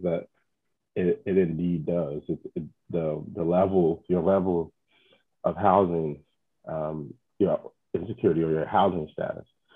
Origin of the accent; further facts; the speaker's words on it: Chicago, Illinois, United States; I've lived in Chicago my whole life